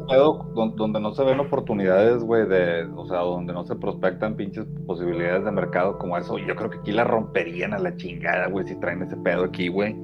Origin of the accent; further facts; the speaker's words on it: Mexico; nosotros somos mexicanos aquí en México